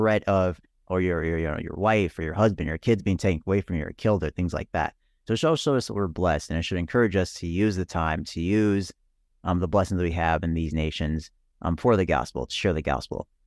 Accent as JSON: {"language": "English", "country": "Nigeria", "tie": "born there", "said": "I was born in Nigeria."}